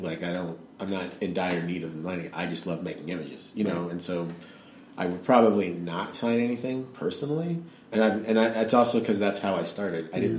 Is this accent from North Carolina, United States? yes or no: no; Georgia, United States; I'm from Georgia, guys.